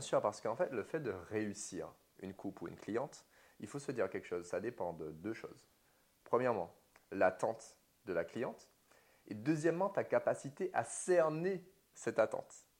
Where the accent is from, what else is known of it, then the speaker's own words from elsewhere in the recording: Martinique; moved away as an adult; j'ai grandi toute ma vie en Martinique jusqu'à mes 22 ans